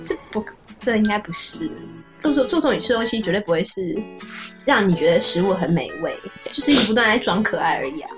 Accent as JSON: {"language": "Chinese", "country": "Taiwan", "accent": "Taiwanese accent", "said": "我们台湾人"}